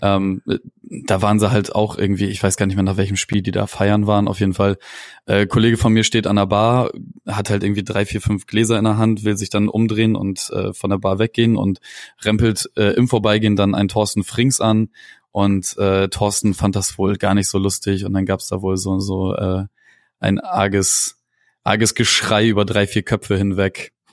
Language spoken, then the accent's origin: German; Bremen, Germany; accent: nordisch; also born or lived in Munich; geboren wurde ich dann im schönen München, äh, weil mein Vater kurz vor meiner Geburt äh, ein nicht auszuschlagendes Angebot von BMW bekommen hat und dann da mit ähm, Frau und Kind und äh, Kind im Bauch runtergezogen ist. Und äh, dann haben wir drei Jahre da gewohnt. Meine Mutter wollte unbedingt wieder an äh, in Norden